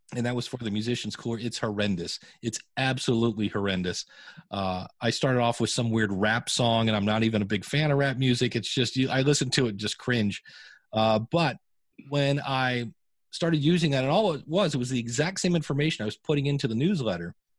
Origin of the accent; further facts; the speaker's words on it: Akron, Ohio, United States; I grew up in Akron, Ohio